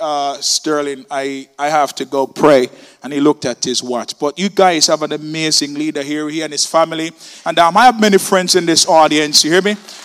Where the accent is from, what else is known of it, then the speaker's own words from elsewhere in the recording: Kingston, Jamaica; I'm from Kingston, Jamaica, the worst part of Jamaica you can ever think about